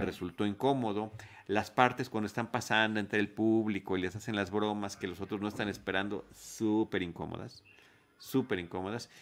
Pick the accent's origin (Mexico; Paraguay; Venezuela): Mexico; somos mexicanos